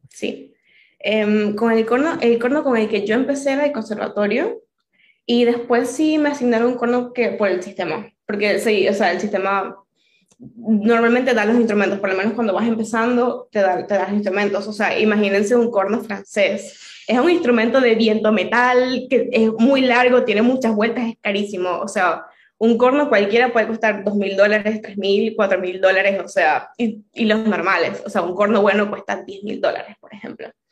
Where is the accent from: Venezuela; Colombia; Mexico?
Venezuela; moved away as an adult; now in Argentina; la situación en, en Venezuela en el 2018 era fuerte. Y mm, yo me quería ir